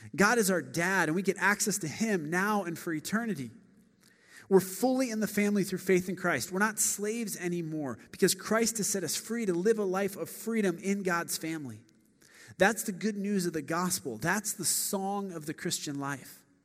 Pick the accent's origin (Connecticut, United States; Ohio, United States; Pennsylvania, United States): Ohio, United States; Akron; now in Chicago, United States; I grew up in Akron, Ohio